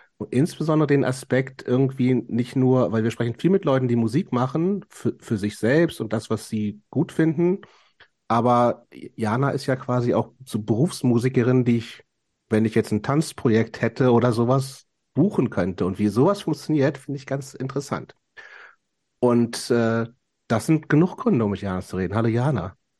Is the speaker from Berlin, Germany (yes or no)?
no; Lower Saxony countryside, Germany; born or raised there; moved away